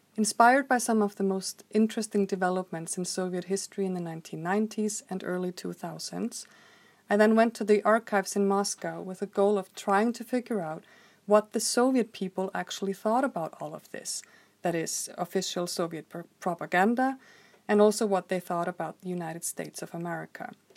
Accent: Reykjavik, Capital Region, Iceland; I grew up in Reykjavik, Iceland in the 1980s

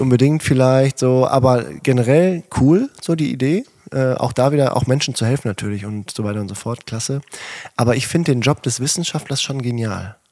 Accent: a farm in a village near Herten, North Rhine-Westphalia, Germany; regelmäßig mit bei der Berufsfeuerwehr in Herten gewesen und alles halt mitgelernt.

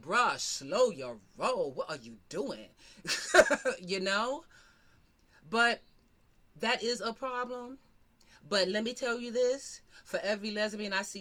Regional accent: New York, United States; I'm from New York

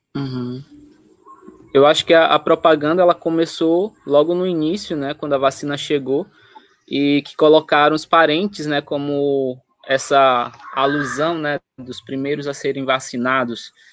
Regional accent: Chapadinha, Maranhão, Brazil; Chapadinha, de onde eu nasci, cresci

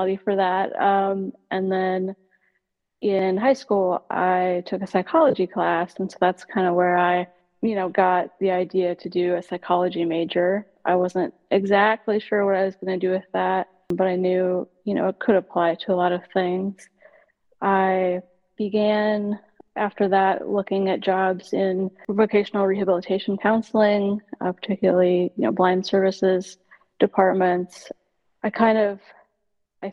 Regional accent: Nebraska, United States; moved away as an adult; also born or lived in Hawaii / Texas; now in Minneapolis, United States; I grew up in Nebraska

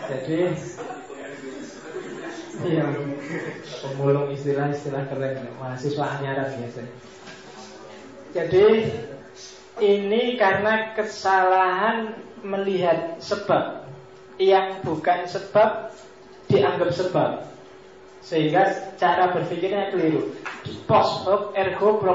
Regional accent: Mojokerto, East Java, Indonesia; di tempat saya, saya aslinya Mojokerto, zaman saya kecil itu orang sakit apapun datanya ke mantri

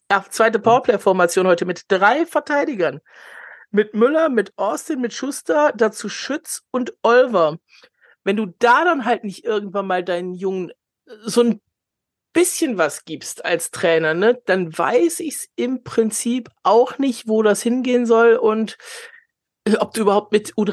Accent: Cologne, North Rhine-Westphalia, Germany; auch bei seinem ersten Gastspiel in Köln, wenn man das Gastspiel nennen kann als Kölner

